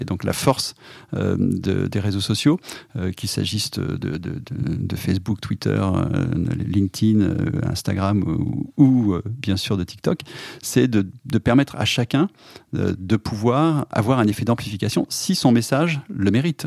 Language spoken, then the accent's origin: French; Clermont-Ferrand, Auvergne-Rhône-Alpes, France; moved away as an adult; now in Paris, France; je suis auvergnat, né à Clermont-Ferrand